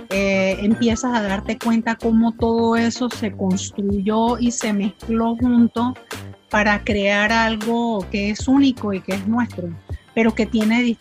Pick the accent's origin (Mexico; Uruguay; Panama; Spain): Panama; Portobelo, Colón; Bueno, yo los mandaría a mi tierra, a mi tierra del corazón, que es Portobelo. Portobelo y la provincia de Colón